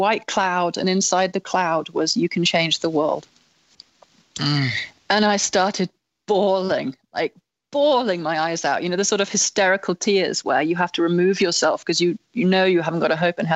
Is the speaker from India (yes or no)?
no; England, United Kingdom; as an English person